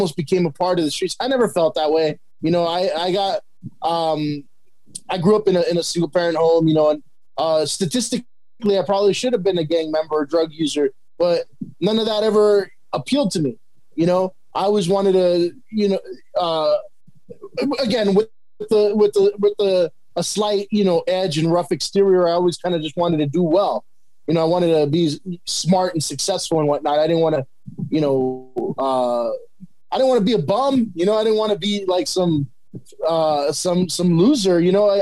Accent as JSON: {"language": "English", "town": "El Monte", "region": "California", "country": "United States", "tie": "born or raised there", "said": "I grew up in a Mexican community. That's what I know. You know, city of Almonte, you know, when I grew up in Almonte"}